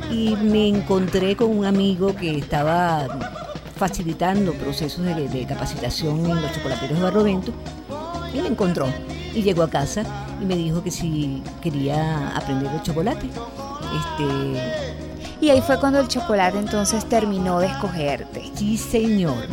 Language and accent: Spanish; Caracas, Capital District, Venezuela; Yo viví, yo soy caraqueña, viví en el Valle y en el Valle quedaba la fábrica La Savoy ...mi mamá trabajó en la sabor.